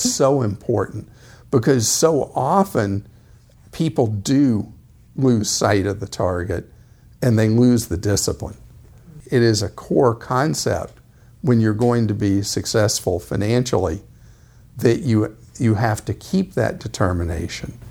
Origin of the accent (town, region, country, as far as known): Atlanta, Georgia, United States; born or raised there